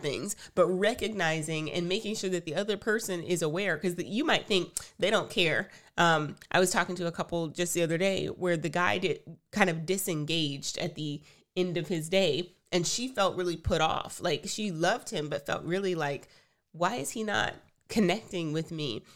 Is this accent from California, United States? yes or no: no; Texas, United States; We are Texans, tried and true